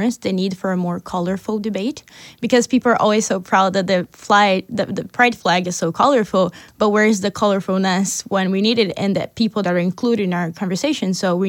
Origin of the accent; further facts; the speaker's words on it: Brazil; now in New York, United States; I use she, her, hers pronouns. I am from Brazil.